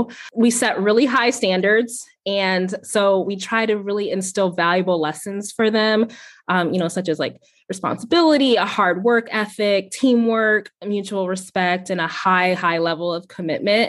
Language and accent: English; Ohio, United States; moved away as an adult; also born or lived in Virginia; now in Richmond, United States; So my husband and I moved to Virginia a couple years ago. And so I'm originally from Ohio